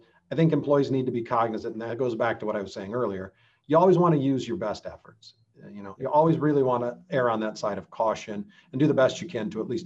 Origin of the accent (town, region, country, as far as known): United States